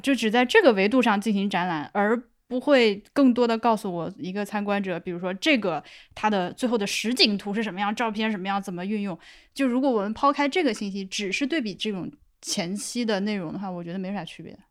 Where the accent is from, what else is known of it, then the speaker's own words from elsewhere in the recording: Laohekou, Hubei, China; moved away as an adult; 我那个说的是老口人